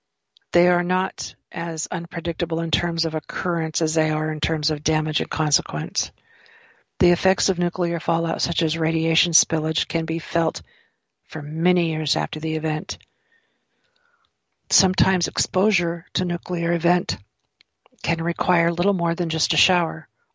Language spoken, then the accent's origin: English; California, United States; when I was a child, I grew up some years in California